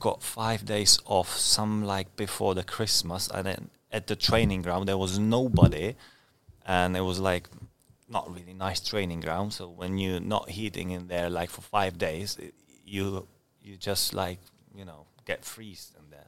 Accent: Brno, Czechia; born or raised there; English is a second language; moved away as an adult; also born or lived in Scotland; now in Ipswich, United Kingdom

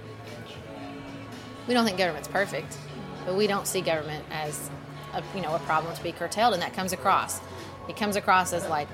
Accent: United States; being American

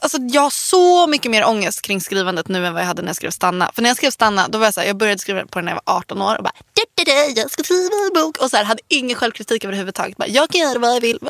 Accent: Värmdö, Stockholm County, Sweden; also born or lived in Nacka; jag är från, jag är från landet. Jag är, från Värmdö. Um, Värmdö, Nacka och så.

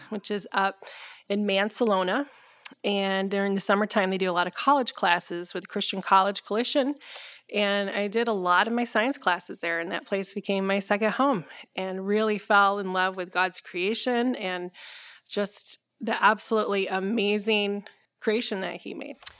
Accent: Grandville, Michigan, United States; also born or lived in Hawaii / Colorado; now in Holland, United States; I'm actually from Granville

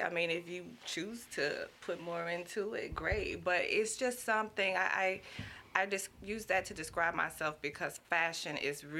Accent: Baton Rouge, Louisiana, United States; Man, especially South Baton Rouge was a great place.

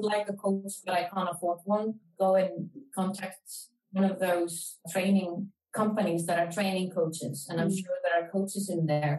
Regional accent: Iceland; Iceland, my home country

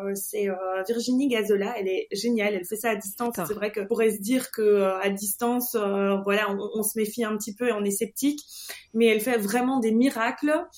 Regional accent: Belgium; je suis belge

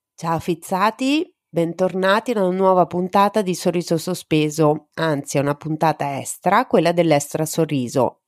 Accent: Rome, Lazio, Italy; now in Marche, Italy; io sono nata a Roma

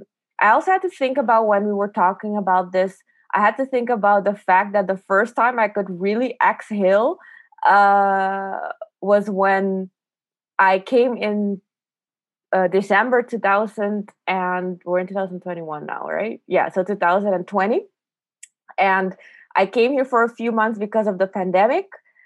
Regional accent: Aruba; moved away; And I think that was the first time since I moved from Aruba in 2011 that I felt like I could kind of catch up on the healing and the reflections of what I had left in 2011.

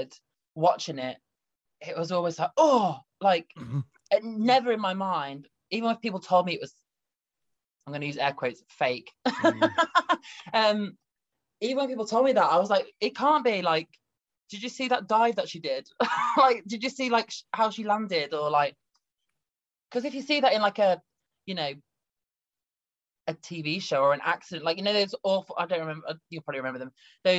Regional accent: near Birmingham, West Midlands, United Kingdom; now in Nottingham, United Kingdom; my hometown near Birmingham

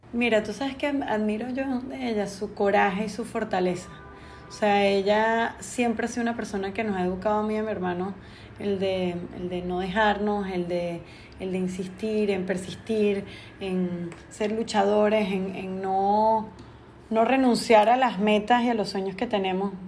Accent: Venezuela; moved away as an adult; now in Panama; soy venezolana viviendo en Panamá hace 12 años

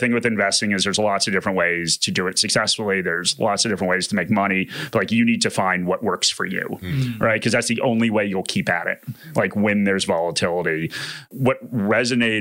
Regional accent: United States; accent: American; moved away as an adult; now in Australia

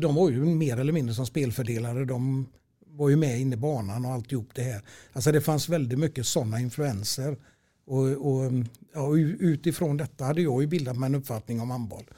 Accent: Stenkullen, Västra Götaland, Sweden; also born or lived in Gothenburg (Heden); där bodde jag tills jag var fem år. Sen köpte min farsa ett eh, hus uppe i Stenkullen i Lerums kommun

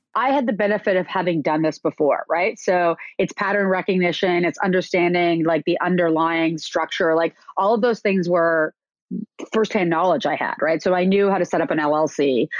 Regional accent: Canada; moved away as an adult; also born or lived in New York; I am Canadian and I came to New York to go to Parsons School of Design

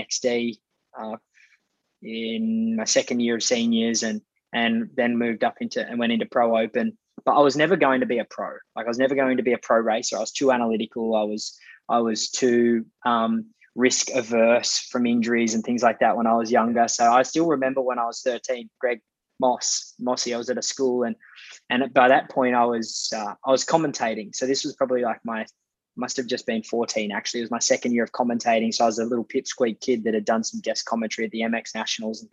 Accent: Hay, New South Wales, Australia; I grew up in Hay, out little outback town in New South Wales.

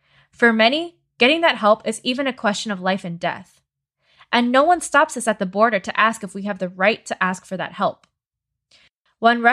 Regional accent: United States; I'm an American medical refugee.

